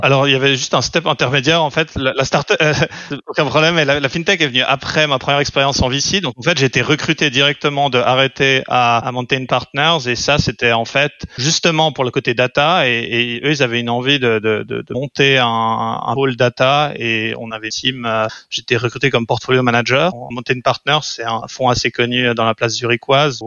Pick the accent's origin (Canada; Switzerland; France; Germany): Switzerland; French-speaking Switzerland, Romandy; also born or lived in London; je suis suisse roman